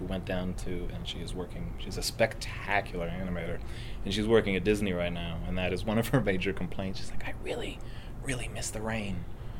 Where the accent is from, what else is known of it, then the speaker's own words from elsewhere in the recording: Richmond, British Columbia, Canada; accent: Richmond accent; I'm from Vancouver. I grew up in Richmond.